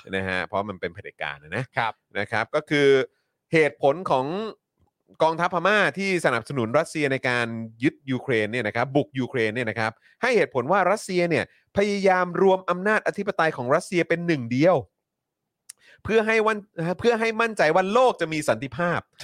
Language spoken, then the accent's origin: Thai; Thailand